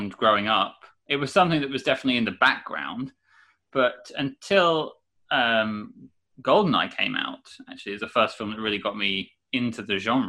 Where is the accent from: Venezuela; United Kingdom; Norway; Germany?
United Kingdom; I am British